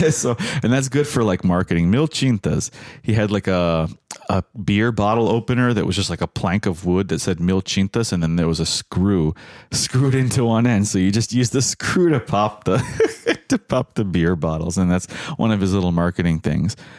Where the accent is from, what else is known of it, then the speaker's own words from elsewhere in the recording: United States; as an American